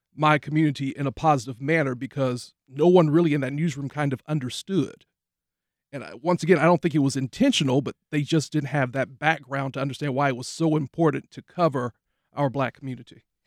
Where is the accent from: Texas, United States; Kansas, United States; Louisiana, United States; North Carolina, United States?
Texas, United States; Tyler; moved away as an adult; now in Jacksonville, United States; worked for a C B S affiliate in my hometown, actually, of Tyler, Texas